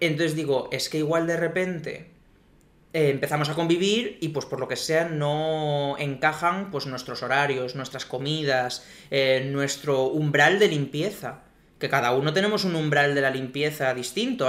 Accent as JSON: {"language": "Spanish", "country": "Spain", "said": "En España siempre hemos sido de Reyes Magos"}